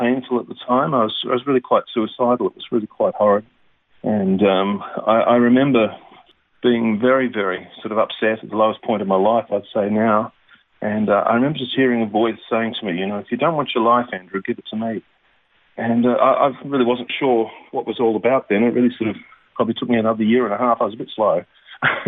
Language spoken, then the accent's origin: English; Melbourne, Victoria, Australia; I was born and raised in Melbourne